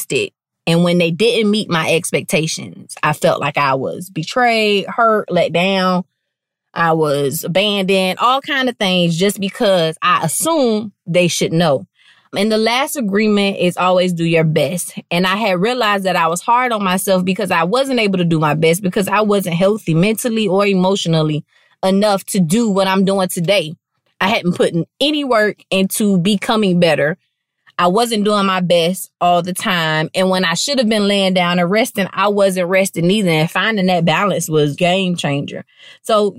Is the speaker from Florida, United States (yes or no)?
yes; Palm Beach, Florida, United States; I'm from Palm Beach